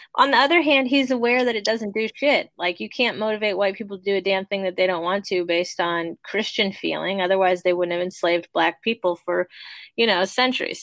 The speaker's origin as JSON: {"language": "English", "country": "United States", "said": "as an American culture"}